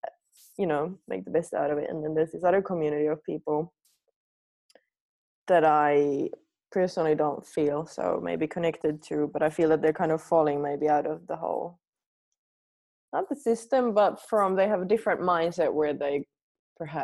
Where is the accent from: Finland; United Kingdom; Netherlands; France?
Finland; moved away as an adult; also born or lived in New Zealand / Australia; I was born here in Finland where everything was really far away